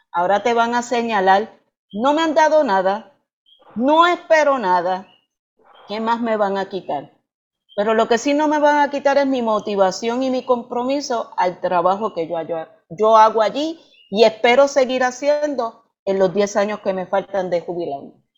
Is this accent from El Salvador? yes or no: no; Puerto Rico; como puertorriqueña